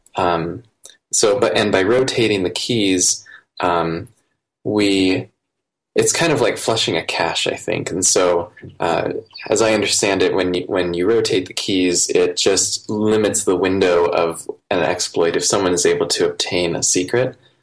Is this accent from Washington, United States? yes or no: no; Iowa, United States; I grew up in Iowa in the United States, um, outside of town, kind of in a, a rural area